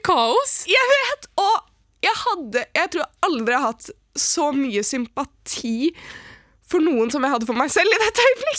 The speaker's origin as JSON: {"language": "Norwegian", "region": "Oslo", "country": "Norway", "said": "Jeg er fra Oslo"}